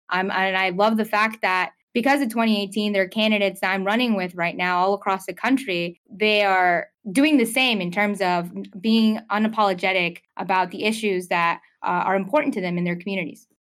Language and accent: English; Lawrenceville, Georgia, United States; also born or lived in Norcross, Georgia; I grew up in Norcross and Lawrenceville